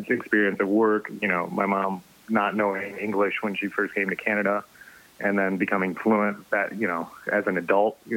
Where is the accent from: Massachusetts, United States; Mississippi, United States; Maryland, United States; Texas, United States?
Mississippi, United States; Clinton; we grew up in Clinton, Mississippi